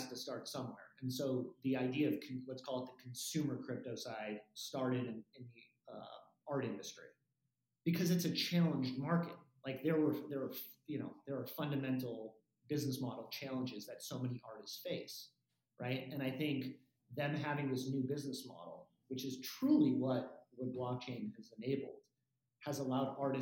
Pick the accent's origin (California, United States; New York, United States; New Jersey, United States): California, United States; Los Angeles; growing up in Los Angeles and going to the Troubadour